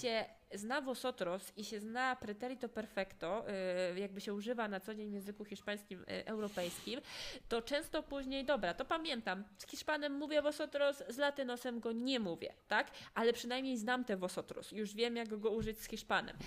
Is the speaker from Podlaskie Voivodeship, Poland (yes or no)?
yes; Podlaskie Voivodeship, Poland; moved away as an adult; now in Poznań, Poland; ja nie jestem z Poznania, ale wiecie, że teraz mieszkam w Poznaniu, no tak jak mówię, jestem z Podlasia